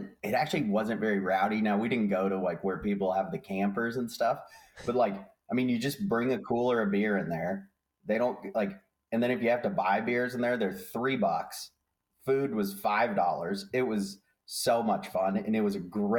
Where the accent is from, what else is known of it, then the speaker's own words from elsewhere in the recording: Castle Rock, Colorado, United States; I grew up in Castle Rock there